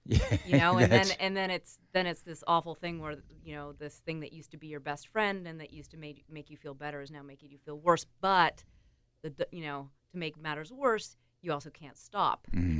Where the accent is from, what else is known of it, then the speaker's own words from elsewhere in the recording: Antigonish, Nova Scotia, Canada; also born or lived in Calgary / Seattle; now in New York, United States; I'm from Antigonish, Nova Scotia. Right. Yep. Grew up there. Small town. Very kind of Irish-Scottish. Everybody loves to drink. but from there, I've lived in Calgary. I've lived in Seattle. And then I just moved to New York 5 years ago.